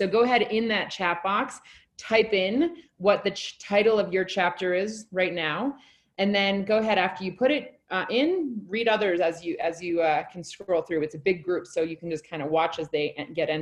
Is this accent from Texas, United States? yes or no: no; Alaska, United States; now in Colorado, United States; I'm from Alaska originally, so I went through Washington a lot when I was growing up